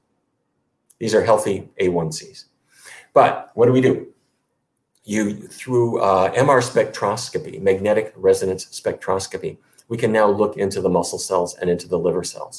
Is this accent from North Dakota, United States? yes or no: yes; Fargo, North Dakota, United States; I grew up in Fargo, North Dakota.